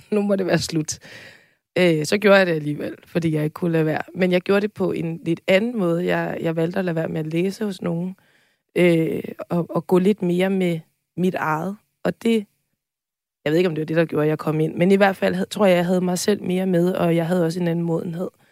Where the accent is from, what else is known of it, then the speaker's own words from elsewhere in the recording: Tårnby, Capital Region of Denmark, Denmark; Tormby Teater, som øh, ligger ret tæt på, hvor jeg er opvokset